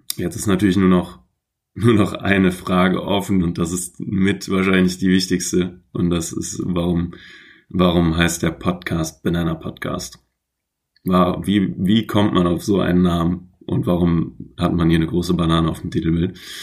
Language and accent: German; Troisdorf, North Rhine-Westphalia, Germany; moved away as an adult; also born or lived in Aachen; now in Hamburg, Germany; in Trostorf geboren bei Köln